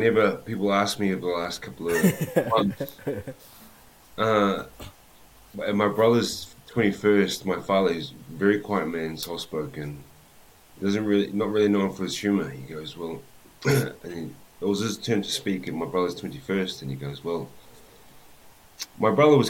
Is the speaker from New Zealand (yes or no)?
yes; Auckland, New Zealand; now in Texas, United States; So just a typical Kiwi, born and raised in Auckland, New Zealand.